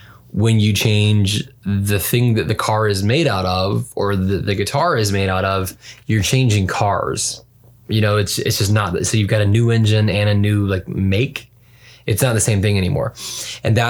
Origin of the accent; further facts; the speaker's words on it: the South, United States; moved away; I'm originally from the South and I still have a deep love for that kind of like dirty Southern rock